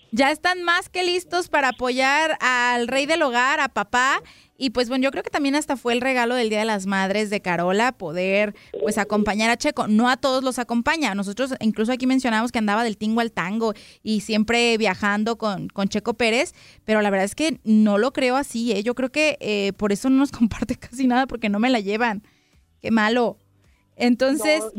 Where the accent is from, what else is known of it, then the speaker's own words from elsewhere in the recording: Guadalajara, Jalisco, Mexico; Guanatos, ¿no? En mi tierra